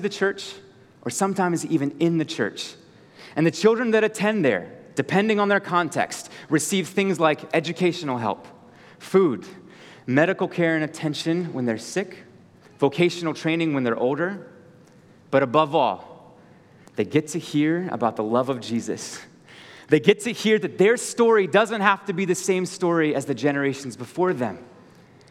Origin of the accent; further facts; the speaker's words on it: Virginia, United States; moved away as an adult; now in Colorado, United States; I grew up in the beautiful state of Virginia, just to the east of you.